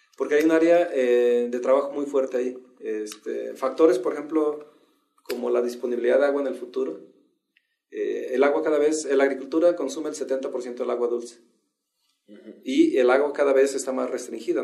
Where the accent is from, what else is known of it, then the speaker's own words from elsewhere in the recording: Mexico; Yo soy mexicano